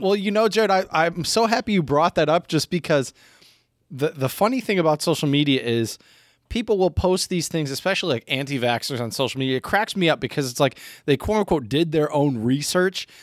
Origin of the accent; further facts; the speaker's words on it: United States; I do love my home country